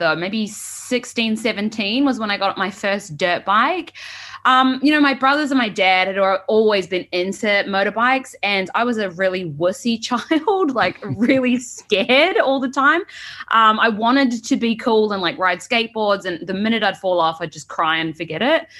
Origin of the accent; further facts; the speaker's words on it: New Zealand; accent: Kiwi; moved away as an adult; also born or lived in San Francisco; now in United States; I immigrated to America from New Zealand 3 years ago for work